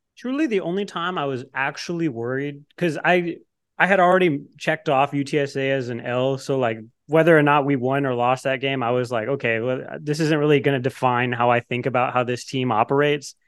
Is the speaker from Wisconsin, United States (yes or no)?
no; the Rio Grande Valley, Texas, United States; moved away; I'm from the Valley